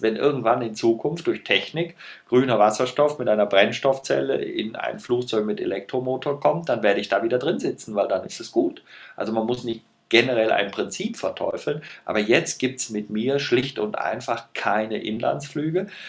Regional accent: Rhineland, Germany; wir sind beide Rheinländer

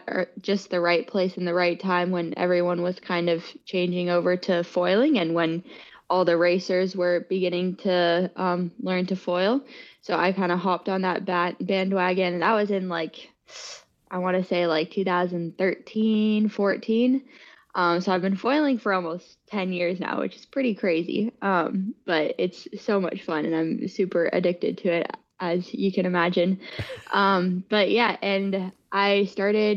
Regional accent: San Francisco Bay Area, California, United States; I am from the San Francisco Bay Area, born and raised here

